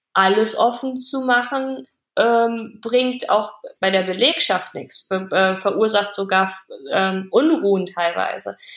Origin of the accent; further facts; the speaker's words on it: Germany; bei uns in Deutschland